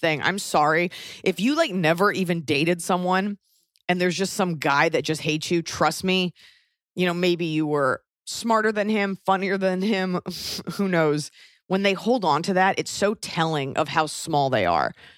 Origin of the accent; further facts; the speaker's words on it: United States; moved away; also born or lived in Europe; being, feeling you're special as an American